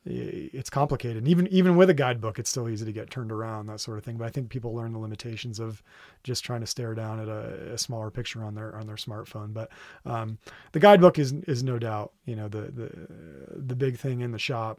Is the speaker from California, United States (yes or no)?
no; Vermont, United States; now in Red Rock, United States; I'm from Vermont originally